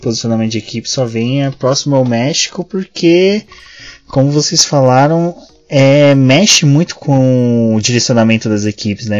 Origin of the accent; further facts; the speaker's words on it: Brazil; a gente é brasileiro